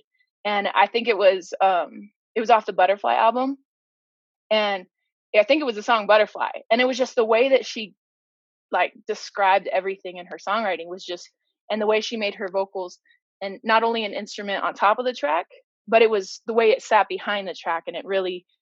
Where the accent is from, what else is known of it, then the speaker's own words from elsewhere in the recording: Arizona, United States; also born or lived in Denver, Colorado; I'm originally from, I was born in Denver, but I'm from Arizona, like Phoenix, Prescott, Flagstaff, the whole nine.